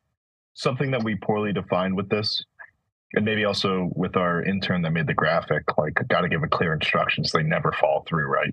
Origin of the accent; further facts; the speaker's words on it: United States; we're American